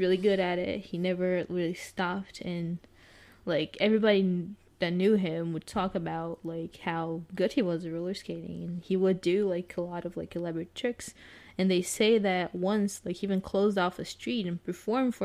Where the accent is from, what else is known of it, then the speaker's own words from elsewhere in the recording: São Paulo, Brazil; English is a second language; moved away as an adult; now in Orlando, United States; São Paulo, it's my hometown, right? I lived most of my life there